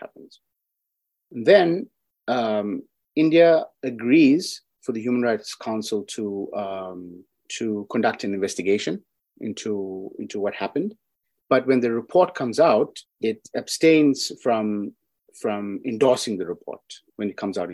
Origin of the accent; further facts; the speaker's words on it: South Africa; I'm from South Africa